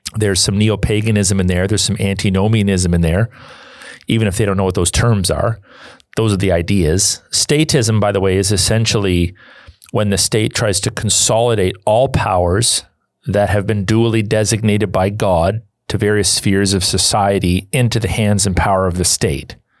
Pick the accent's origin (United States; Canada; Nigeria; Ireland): Canada; I'm a Canadian